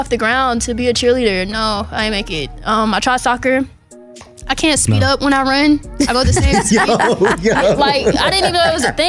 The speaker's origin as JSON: {"language": "English", "town": "Atlanta", "region": "Georgia", "country": "United States", "tie": "born or raised there", "said": "I'm from Atlanta. I went to Kip."}